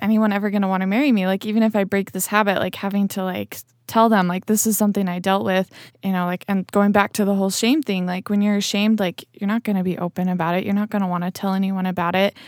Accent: Spanish Fork, Utah, United States; I grew up in Spanish Fork. Um, so yeah, I lived most of my life here in Utah County

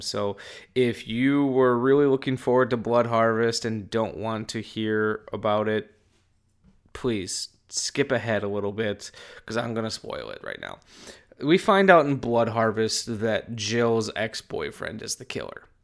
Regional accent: Wisconsin, United States; I'm from Wisconsin

